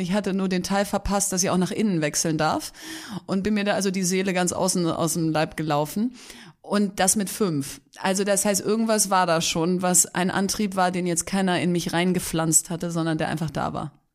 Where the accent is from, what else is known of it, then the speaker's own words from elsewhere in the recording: Bielefeld, North Rhine-Westphalia, Germany; also born or lived in Hamburg; Eigentlich Bielefeld, würde ich sagen, bin aber gebürtige Hamburgerin.